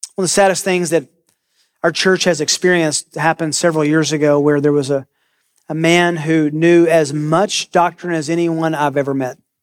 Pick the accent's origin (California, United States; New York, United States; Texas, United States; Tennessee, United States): Tennessee, United States; I grew up in Tennessee